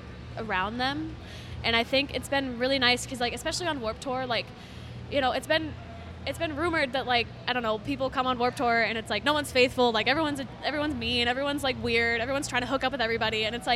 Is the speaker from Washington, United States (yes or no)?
no; Arizona, United States